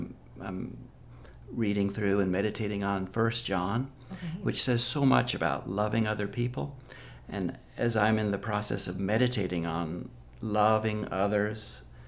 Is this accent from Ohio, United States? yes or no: no; California, United States; moved away as an adult; also born or lived in India; I was born in California, and I grew up going to church